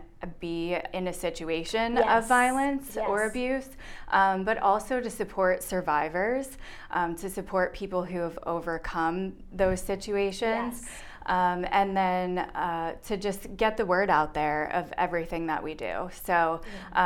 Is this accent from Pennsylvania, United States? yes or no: yes; Berks County, Pennsylvania, United States; I'm from Berks County, originally. I grew up here.